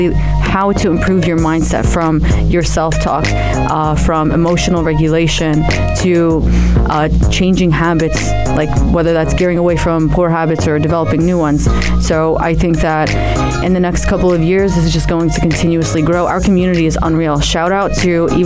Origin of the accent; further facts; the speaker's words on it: New Jersey, United States; also born or lived in Amman, Jordan / New York; I was born in Amman, raised in the States, New Jersey